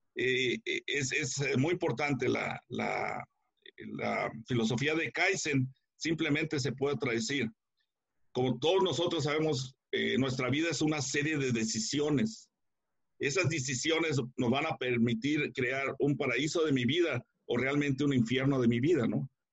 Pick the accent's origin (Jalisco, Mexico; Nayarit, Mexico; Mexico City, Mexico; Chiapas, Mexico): Jalisco, Mexico; Guadalajara; moved away as an adult; now in United States; soy mexicano eh, de, del área de, Guadalajara, pero me vine para acá, para Estados Unidos, eh, a finales de los 70.